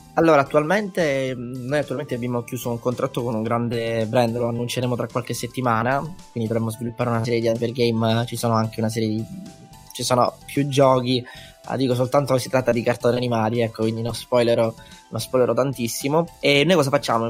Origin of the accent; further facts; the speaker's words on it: Messina, Sicily, Italy; moved away as an adult; also born or lived in London; now in Milan, Italy; io ho 22 anni, sono di Messina, siciliano